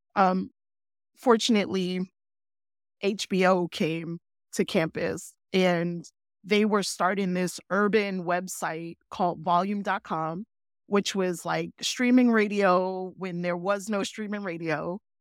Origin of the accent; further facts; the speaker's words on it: New York City, New York, United States; moved away as an adult; I grew up in New York City